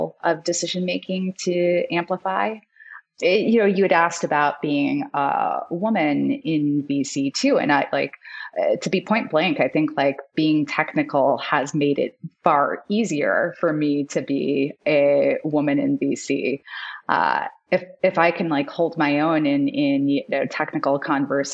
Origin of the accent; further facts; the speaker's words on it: Sydney, New South Wales, Australia; moved away; I am Australian. I was born in Sydney